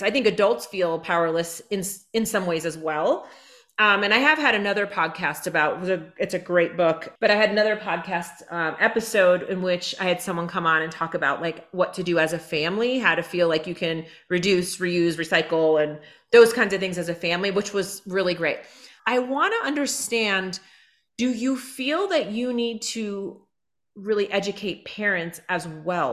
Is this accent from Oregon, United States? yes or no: no; Hudson Valley, New York, United States; I grew up in the Hudson Valley in New York